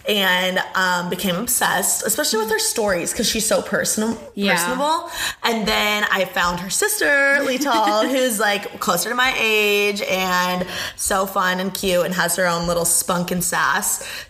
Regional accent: Indiana, United States; moved away; I'm from Indiana.

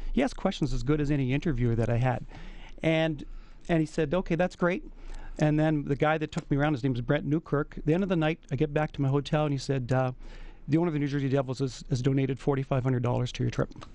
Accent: Edmonton, Alberta, Canada; I'm from Edmonton

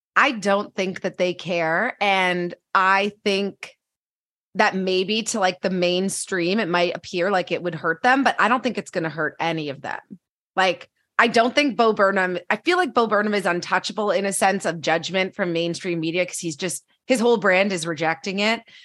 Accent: Canada; I'm Canadian

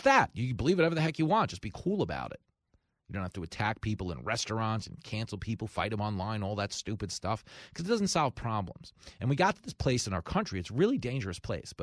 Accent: Levittown, New York, United States; I grew up in Levittown in a house full of cops.

